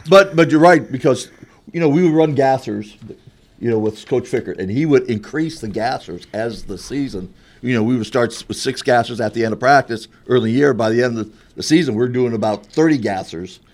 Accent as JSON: {"language": "English", "region": "Florida", "country": "United States", "moved": "yes", "said": "I'm from Florida"}